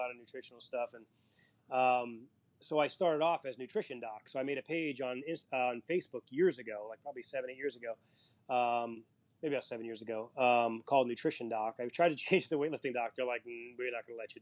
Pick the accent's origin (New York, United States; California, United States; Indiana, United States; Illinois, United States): New York, United States; New York City; moved away; I grew up in Queens, New York